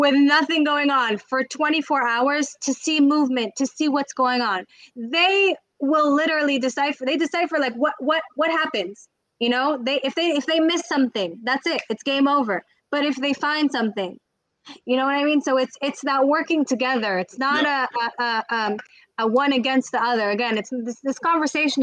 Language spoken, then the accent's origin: English; United States; moved away as an adult; also born or lived in Israel; I grew up in the States